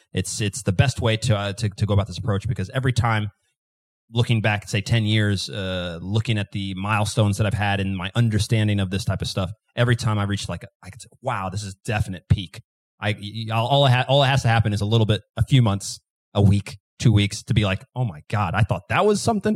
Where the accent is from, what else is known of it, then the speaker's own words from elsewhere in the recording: Kansas City, Missouri, United States; I'm from Kansas City